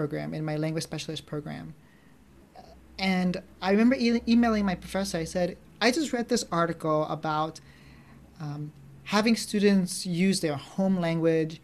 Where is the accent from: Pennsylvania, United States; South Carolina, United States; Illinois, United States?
Pennsylvania, United States; suburban America outside of Philadelphia; as an Asian American growing up in America, like suburban America outside of Philadelphia